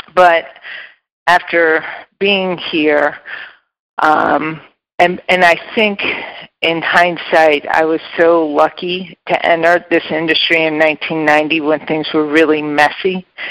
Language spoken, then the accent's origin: English; Geneva, Illinois, United States; also born or lived in Elmhurst, Illinois; I grew up in the western suburbs of Chicago. I was born in Elmhurst and then spent my formative years in the Geneva St. Charles area